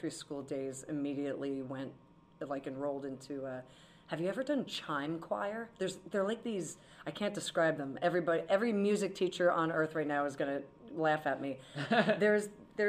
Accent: Monmouth County, New Jersey, United States; I'm from Monmouth County, so it's like a big surf county

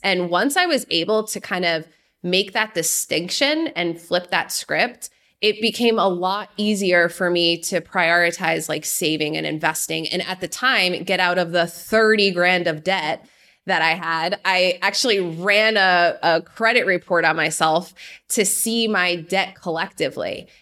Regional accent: Jersey Shore, New Jersey, United States; moved away as an adult; also born or lived in New York City; I grew up in New Jersey. I like to say fist pumping country on the Jersey Shore

